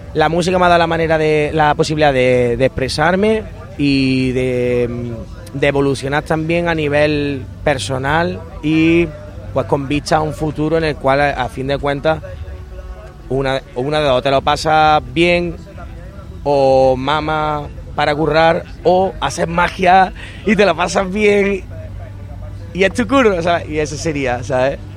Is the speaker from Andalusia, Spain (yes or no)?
yes; Lucena, Andalusia, Spain; yo soy de Lucena, en Córdoba